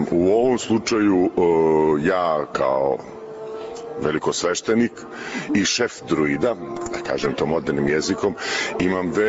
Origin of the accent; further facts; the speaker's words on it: Belgrade, Serbia; operski pevač bas, dolazim iz Beograda.